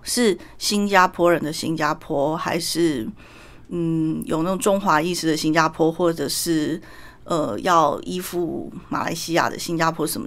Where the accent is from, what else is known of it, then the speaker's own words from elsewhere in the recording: Taiwan; also born or lived in Malaysia; 我们台湾人